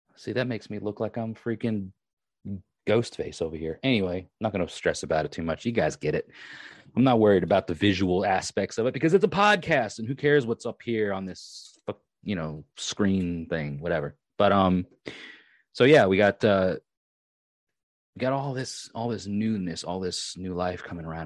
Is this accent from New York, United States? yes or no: yes; Long Island, New York, United States; moved away; I am actually from Long Island.